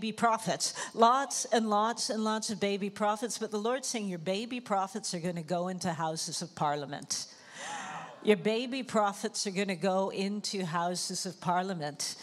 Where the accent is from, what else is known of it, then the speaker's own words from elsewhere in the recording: Toronto, Ontario, Canada; moved away as an adult; also born or lived in Jamaica; now in Amsterdam, Netherlands; my family moved to Toronto in Canada. And so that's where I grew up